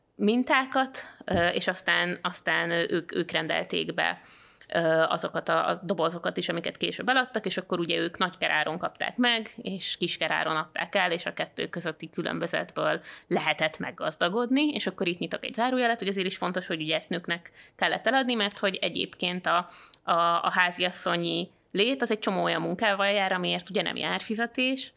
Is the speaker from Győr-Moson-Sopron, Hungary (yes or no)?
yes; around Sopron, Győr-Moson-Sopron, Hungary; én Sopron környékén nőttem föl